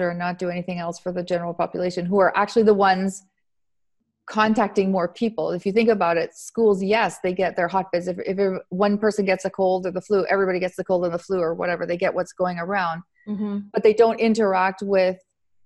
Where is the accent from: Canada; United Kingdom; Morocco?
Canada; now in Italy; I'm Canadian.